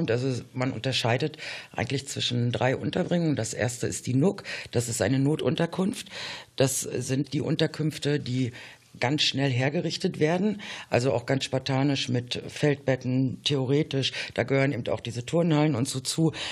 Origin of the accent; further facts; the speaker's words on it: East Germany, Germany; Ich bin ja damals selbst aus der DDR geflüchtet und habe auch lange Zeit in zum Beispiel einer Asylunterkunft gewohnt.